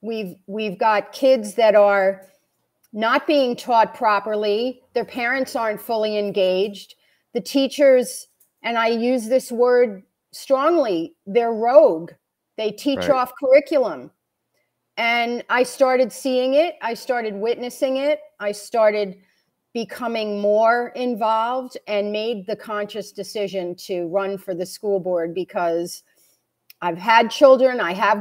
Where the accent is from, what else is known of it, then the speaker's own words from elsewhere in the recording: New York, United States; So I'm a transplant from New York. We moved here permanently in 2019, 1 year before the big C.